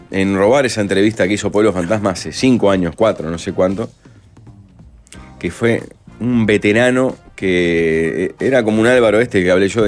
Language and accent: Spanish; Uruguay; Ah, mira somos uruguayos una especie en extinción, hay que salir y pelearla.